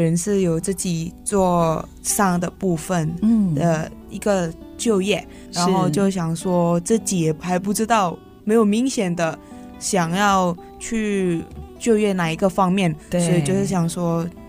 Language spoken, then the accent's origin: Chinese; Medan, North Sumatra, Indonesia; moved away as an adult; now in Taichung, Taiwan; 中教育大学国际企业学系的留学生，今年是第三年了。嗯，那我本身是印尼侨生，我是从棉兰来的。